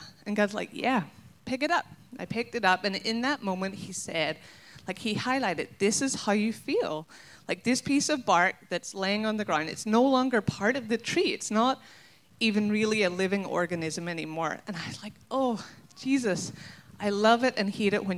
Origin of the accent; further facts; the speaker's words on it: Ireland; now in Minnesota, United States; I'm not American. And so I'm going to embrace the Irishness inside of me